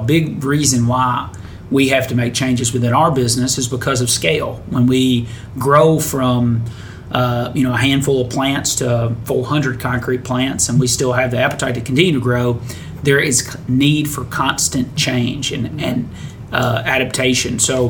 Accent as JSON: {"language": "English", "town": "Detroit", "region": "Michigan", "country": "United States", "tie": "born or raised there", "said": "From my hometown"}